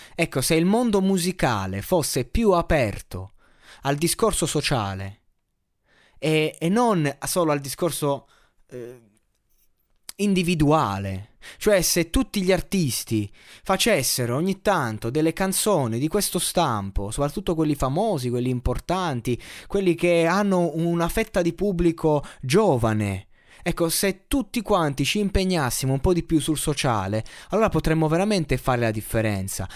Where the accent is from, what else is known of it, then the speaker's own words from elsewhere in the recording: Abruzzo, Italy; Io da abruzzese